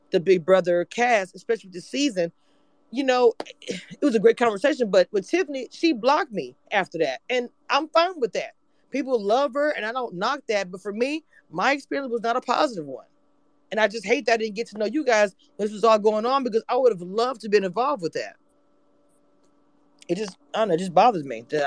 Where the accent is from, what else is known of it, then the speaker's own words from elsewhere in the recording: Natchitoches, Louisiana, United States; I am from Natchitoches. It's a small town out of Shreveport